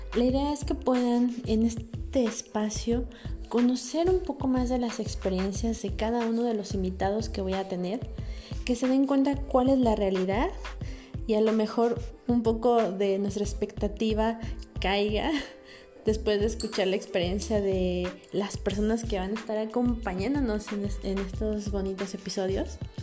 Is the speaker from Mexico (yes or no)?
yes; Mexico City, Mexico; yo soy de la Ciudad de México, nací ahí